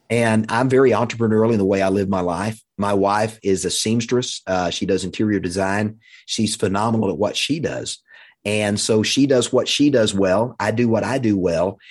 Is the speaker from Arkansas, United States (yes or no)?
yes; Russellville, Arkansas, United States; also born or lived in Fort Smith, Arkansas; we moved from Fort Smith to Russellville, Arkansas